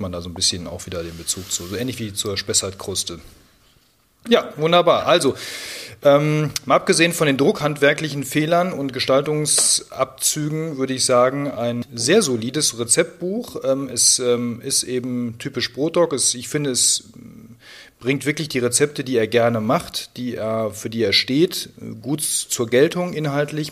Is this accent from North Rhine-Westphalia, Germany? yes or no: yes; Siegen, North Rhine-Westphalia, Germany; Ich bin ja schließlich in Siegen geboren